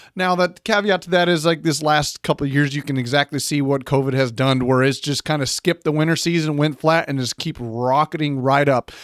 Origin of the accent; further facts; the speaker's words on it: San Antonio, Texas, United States; my hometown of San Antonio